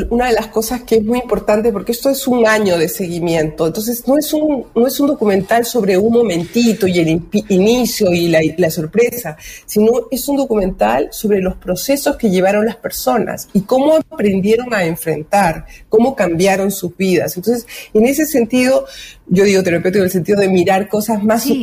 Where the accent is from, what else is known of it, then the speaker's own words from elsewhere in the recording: Lima, Peru; now in Chile; Yo nací en el Perú. Ah, el Perú. muchísimos años acá, pero soy limeña.